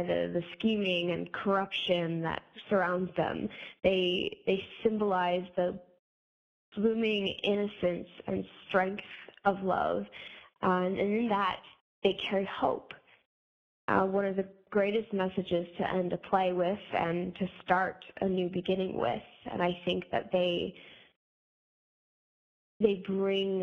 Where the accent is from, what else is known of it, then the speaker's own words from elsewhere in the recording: Phoenixville, Pennsylvania, United States; I'm from Phoenixville, Pennsylvania.